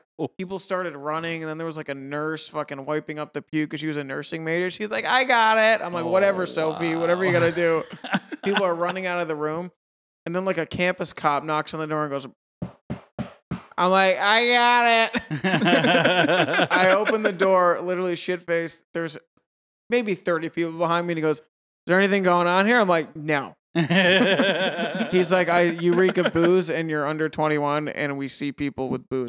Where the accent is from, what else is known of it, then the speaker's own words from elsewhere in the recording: Massachusetts, United States; I'm from Western Mass originally.